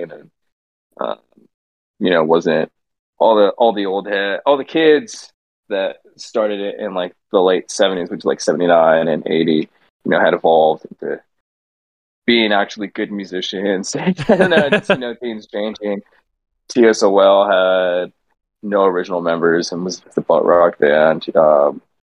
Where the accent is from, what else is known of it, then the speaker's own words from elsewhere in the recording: San Diego, California, United States; Called Mira Mesa. It's right outside of Miramar, which is called Fighter Town